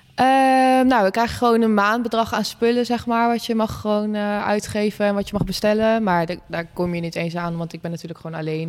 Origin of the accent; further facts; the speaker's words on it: Wezep, Gelderland, Netherlands; Ik kom zelf uit Wezen, het dorpje bij Zwolle